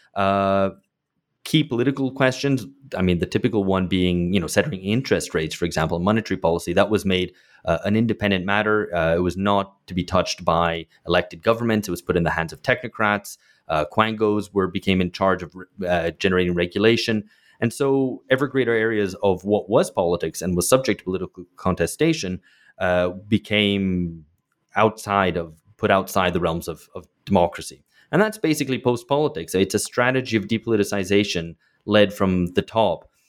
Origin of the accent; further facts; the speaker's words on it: United Kingdom; moved away; I grew up in Britain